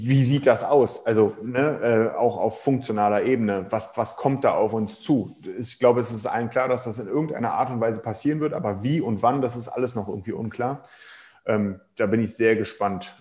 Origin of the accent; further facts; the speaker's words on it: Germany; bei uns in Deutschland